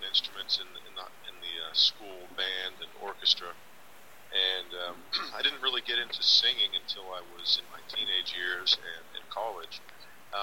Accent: Pittsburgh, Pennsylvania, United States; also born or lived in Los Angeles; I moved back from Los Angeles to Pittsburgh, my hometown

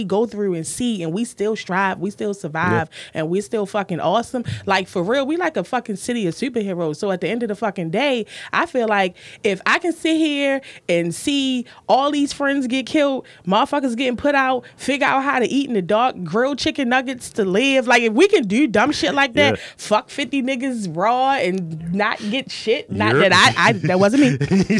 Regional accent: Baltimore, Maryland, United States; I'm from Baltimore. I'm not fucking basic.

